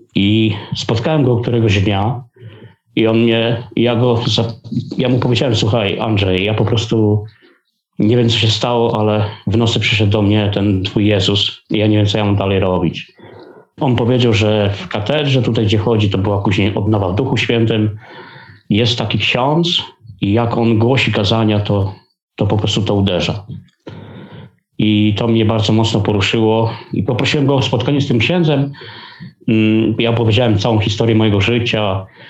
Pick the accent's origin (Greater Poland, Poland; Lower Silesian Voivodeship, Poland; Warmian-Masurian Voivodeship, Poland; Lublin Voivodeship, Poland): Lower Silesian Voivodeship, Poland; Legnica; Pochodzę z Letnicy, to jest Dolny Śląsk